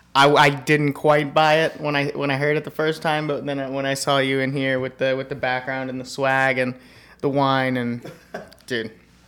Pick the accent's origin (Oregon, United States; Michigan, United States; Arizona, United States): Arizona, United States; Phoenix; also born or lived in Missoula, Montana; now in Prescott, United States; Born and raised in Phoenix. 30 years.